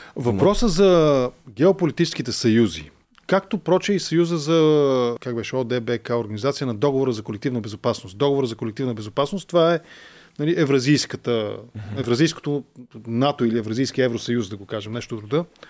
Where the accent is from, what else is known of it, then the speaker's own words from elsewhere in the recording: Bulgaria; Аз съм българин, просто не знам украински и затова ви говоря на руски